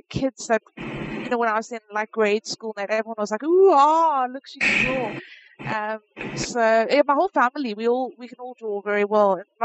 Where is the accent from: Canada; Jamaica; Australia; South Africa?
South Africa; moved away as an adult; now in United States; I'm originally from South Africa, and I moved to the States at the beginning of this year.